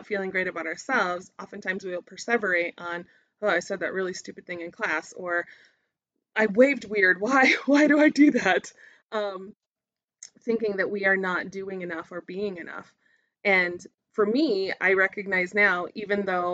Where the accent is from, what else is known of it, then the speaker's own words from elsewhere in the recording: United States; I would normally be pegged as an American or a tourist whenever I was in anywhere new.